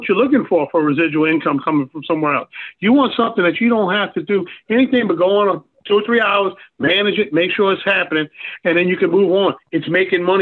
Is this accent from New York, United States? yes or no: no; New Orleans, Louisiana, United States; now in Pineville, United States; I'm from New Orleans, man. So much culture in New Orleans. Now I live in Pineville, Louisiana